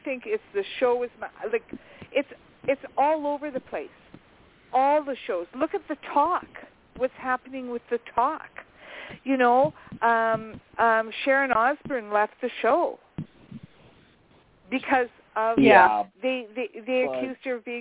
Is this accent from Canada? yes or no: yes; Canada; I'm a Canadian.